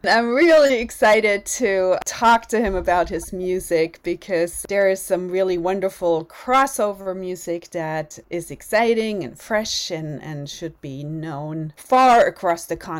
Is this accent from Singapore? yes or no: no; Germany; growing up in Germany?